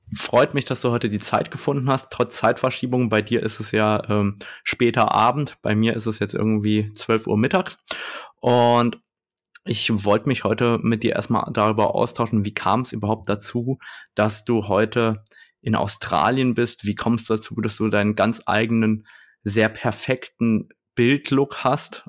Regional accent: Germany; bei uns in Deutschland

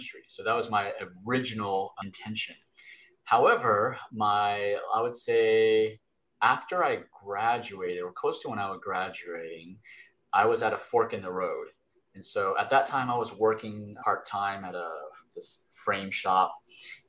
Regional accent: Texas, United States; also born or lived in Taipei, Taiwan / Austin, Texas; I was raised a Texan. So I've been in Texas majority of my life

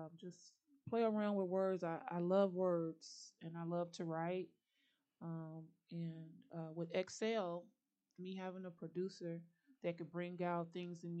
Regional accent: Chicago, Illinois, United States; I'm from Chicago

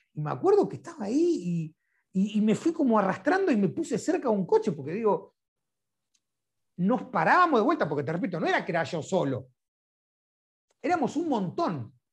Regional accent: Lanús, Buenos Aires Province, Argentina; yo soy del barrio de Lanús

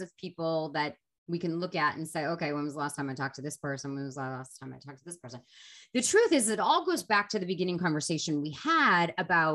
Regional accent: Boston, Massachusetts, United States; I was from Boston

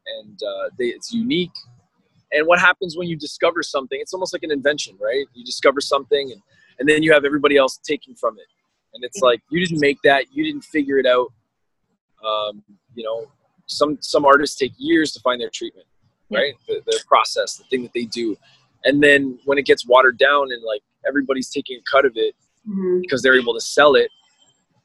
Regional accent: Brampton, Ontario, Canada; now in Toronto, Canada; So I grew up in Brampton's factory town.

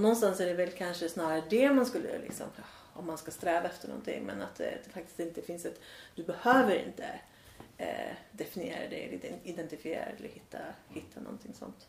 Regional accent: Värmland, Sweden; moved away; also born or lived in Australia; jag har ju en väldigt stark känsla av att vara värmlänning.

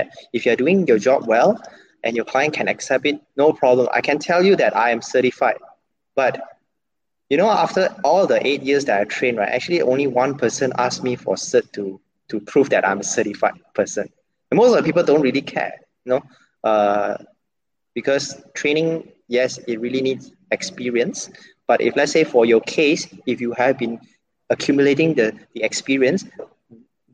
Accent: Penang, Malaysia; now in Kuala Lumpur, Malaysia; I'm from Penang. And my IC is still Penang IC.

